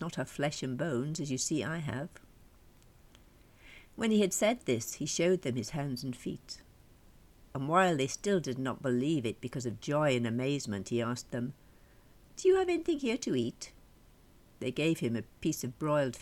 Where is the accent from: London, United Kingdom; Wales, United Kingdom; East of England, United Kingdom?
Wales, United Kingdom; Welsh